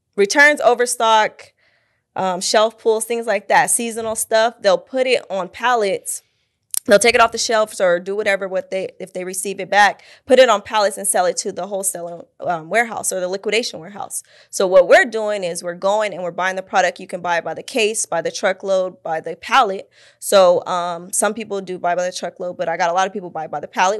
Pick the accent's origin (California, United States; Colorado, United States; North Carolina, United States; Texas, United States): California, United States; Fontana; also born or lived in Pasadena, California; now in Phoenix, United States; grew up in, like, Fontana area, San Bernardino area